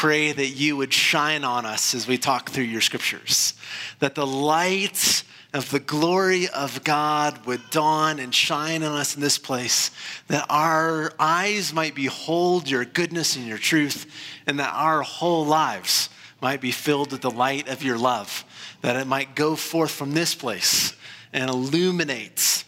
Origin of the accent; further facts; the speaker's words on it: Iowa, United States; When I was a kid growing up in Iowa